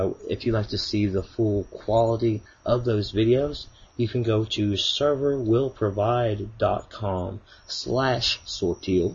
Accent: Kentucky, United States; accent: Kentucky; my fine Kentucky accent

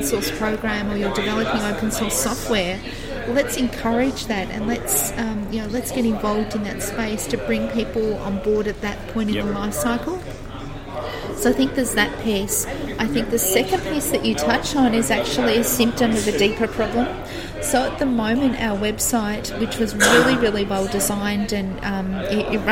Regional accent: Geelong, Victoria, Australia; my hometown in Geelong

